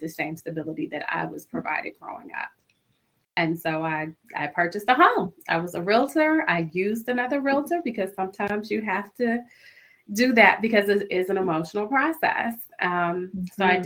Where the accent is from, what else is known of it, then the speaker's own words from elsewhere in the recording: Central Virginia, United States; I grew up in Virginia, in Central Virginia